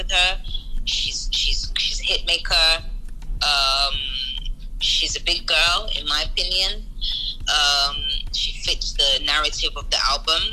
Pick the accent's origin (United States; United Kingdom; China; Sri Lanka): United Kingdom; moved away; also born or lived in Nigeria; I'm from the UK originally